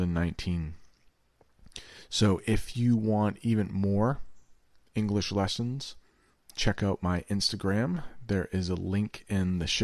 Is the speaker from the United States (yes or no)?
yes; the American North, United States; I grew up in the American North